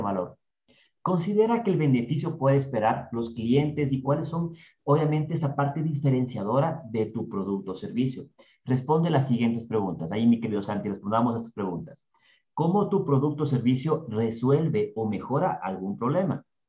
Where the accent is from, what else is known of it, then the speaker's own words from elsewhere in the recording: Ambato, Tungurahua, Ecuador; accent: ambateño; nuestro acento por ahí ambateño